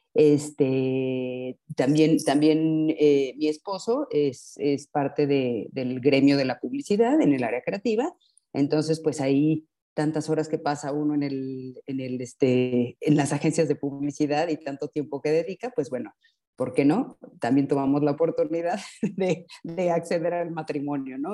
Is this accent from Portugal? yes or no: no; Mexico; soy mexicana y este, tengo 52 años.